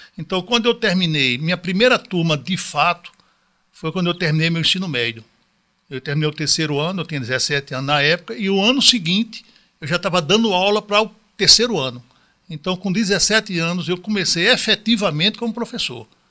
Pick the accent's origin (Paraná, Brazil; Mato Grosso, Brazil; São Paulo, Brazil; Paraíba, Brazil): Paraíba, Brazil; João Pessoa; moved away; also born or lived in Brasília; Sou de João Pessoa, com todo orgulho, nordestino, mas passei um bom tempo da minha vida em Brasília